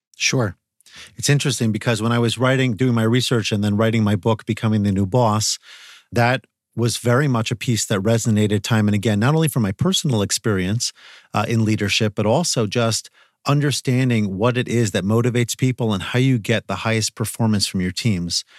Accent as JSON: {"language": "English", "region": "Northeast of the United States", "country": "United States", "said": "I'm coming from the Northeast of the United States"}